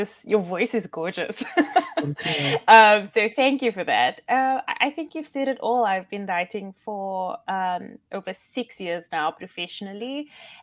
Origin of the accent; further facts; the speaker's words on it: South Africa; I'm obviously South African